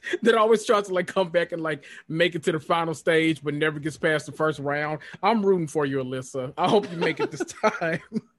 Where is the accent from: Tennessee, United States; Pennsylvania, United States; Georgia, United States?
Tennessee, United States; He's from Tennessee, my home state.